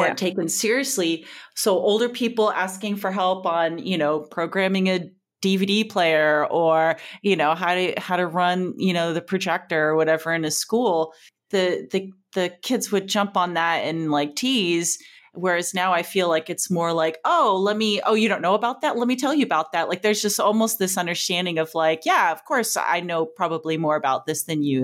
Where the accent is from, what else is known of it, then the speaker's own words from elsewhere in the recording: Joshua Tree, California, United States; moved away; also born or lived in Tucson, Arizona / Portland; I grew up, you know, as a teen driving down to L A and back, um, to, to my hometown in, in Joshua Tree